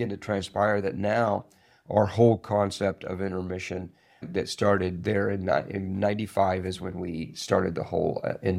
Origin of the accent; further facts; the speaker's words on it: Springfield, Missouri, United States; Springfield, Missouri.